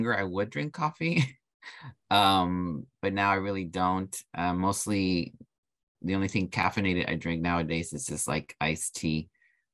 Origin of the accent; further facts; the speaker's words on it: Brownsville, Texas, United States; I interned at the Family Outreach Center in Brownsville, Texas, which is my hometown